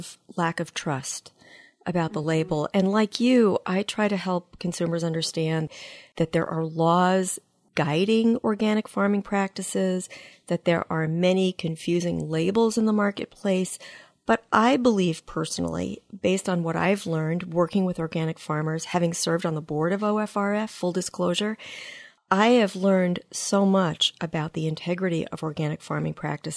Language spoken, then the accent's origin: English; East Coast, United States; now in Midwest, United States; I live in the Midwest. I'm from the East Coast.